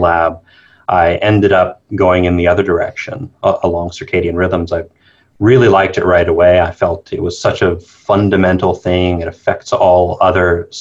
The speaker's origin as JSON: {"language": "English", "region": "New Brunswick", "country": "Canada", "tie": "born or raised there", "also_born_or_lived": "Montreal / Toronto / United States", "moved": "as an adult", "lives_now": "Melbourne, Australia", "said": "I'm from Canada originally. So I grew up on the very east coast of Canada, New Brunswick."}